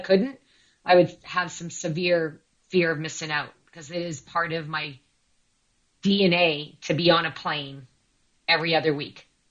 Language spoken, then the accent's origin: English; near Toronto, Ontario, Canada; now in London, Canada; my hometown, which is near Toronto.